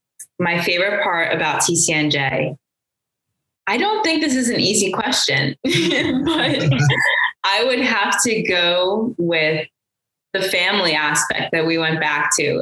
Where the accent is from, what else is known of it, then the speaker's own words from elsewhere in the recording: New Jersey, United States; I'm from South Jersey.